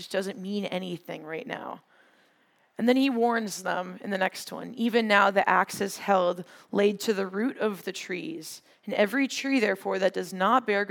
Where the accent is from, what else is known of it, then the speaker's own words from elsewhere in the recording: Wisconsin, United States; I'm from Wisconsin. There's a lot of farms and fields. When we go on field trips sometimes, we went on a field trip to a dairy farm when I was in middle school